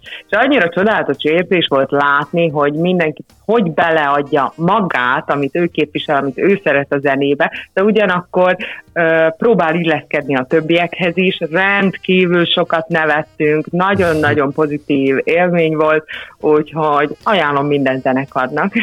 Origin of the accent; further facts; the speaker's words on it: Upper Hungary, Felvidék, Slovakia; mi, mint felvidéki zenészek